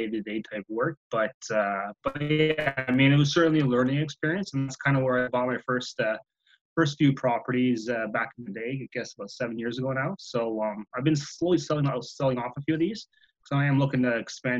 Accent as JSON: {"language": "English", "town": "Ottawa", "region": "Ontario", "country": "Canada", "tie": "born or raised there", "said": "I'm born and bred here in Ottawa. I'm still residing here"}